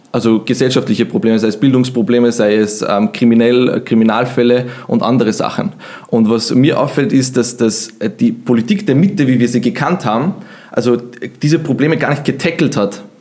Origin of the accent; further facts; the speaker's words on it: Vienna, Austria; Wien ist meine Heimat, würde ich auch sagen.